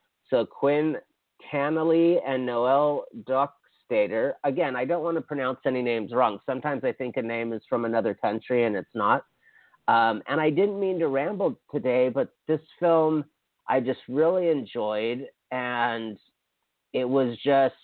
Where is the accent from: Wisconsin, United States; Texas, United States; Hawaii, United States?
Hawaii, United States; moved away; I'm from Hawaii